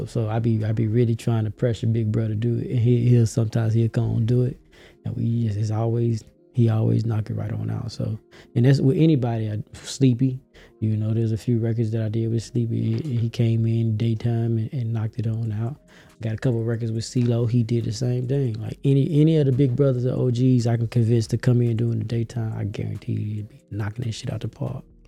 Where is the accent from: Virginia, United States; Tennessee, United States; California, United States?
Tennessee, United States; Memphis; moved away as an adult; now in Atlanta, United States; I'm from Memphis, Tennessee, all day